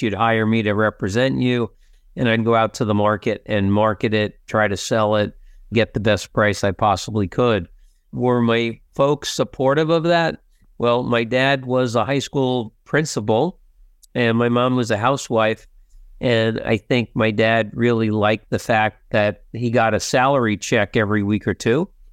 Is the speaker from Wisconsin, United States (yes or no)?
no; New Jersey, United States; I'm a kid from Jersey, I'm in, in the big city